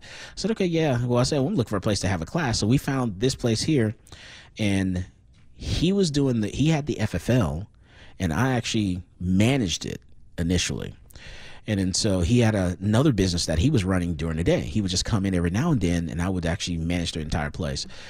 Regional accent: Fort Lauderdale, Florida, United States; moved away as an adult; also born or lived in Dallas, Texas; now in Austin, United States; I was born in Fort Lauderdale, Florida. I went to school there

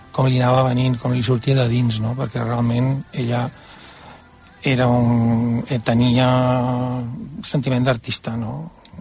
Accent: Barcelona, Catalonia, Spain; also born or lived in Tordera; nosaltres som de Barcelona

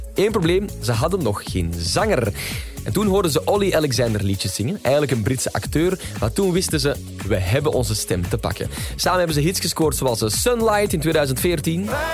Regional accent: Belgium; wij Belgen

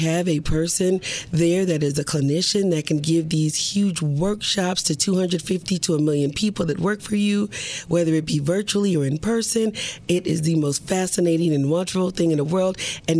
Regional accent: Milwaukee, Wisconsin, United States; I grew up in Milwaukee

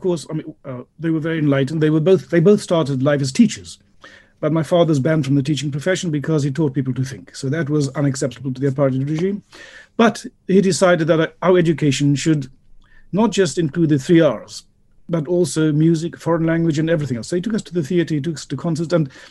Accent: Tring, East of England, United Kingdom; Tring, my hometown, which is a small town in Hertfordshire of about 12,000 people. A very pleasant place to be.

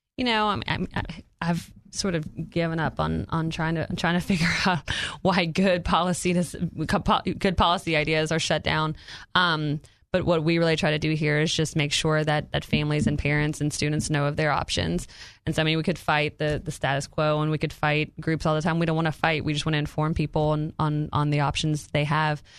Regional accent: Louisiana, United States; moved away as an adult; now in Arkansas, United States; it's my home state

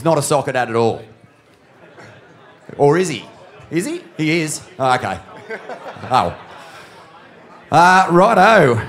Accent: Australia; As an Australian surf fan

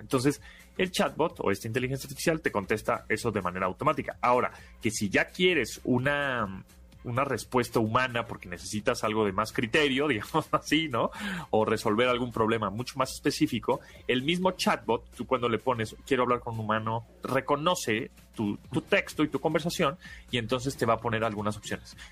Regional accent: Mexico; nosotros como mexicanos

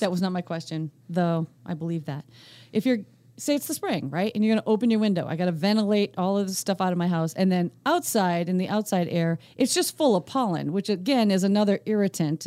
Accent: Northeast Pennsylvania, United States; accent: Scranton; my N E P A roots

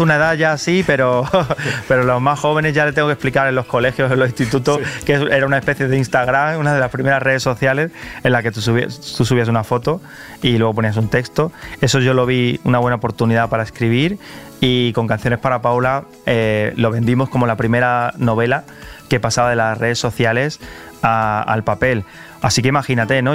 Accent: Carmona, Andalusia, Spain; also born or lived in Seville; la ciudad en la que me crié. Eh, aunque yo soy de Carmona, iba todos los fines de semana a Sevilla

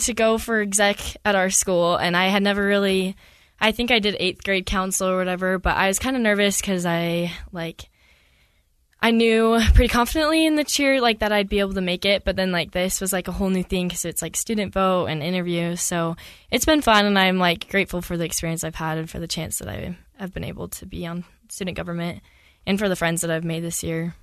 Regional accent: Millville, Utah, United States; I grew up in Millsville, Utah

